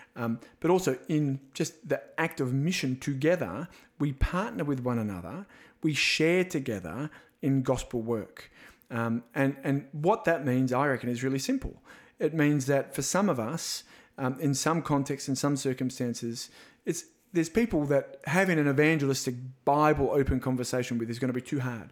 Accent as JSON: {"language": "English", "country": "Australia", "said": "being an Aussie"}